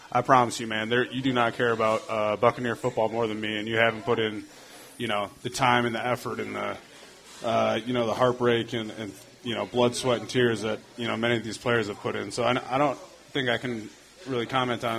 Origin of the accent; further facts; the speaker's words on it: Minnesota, United States; moved away as an adult; now in Tampa, United States; I grew up in Minnesota, too, so I remember watching him when I was in high school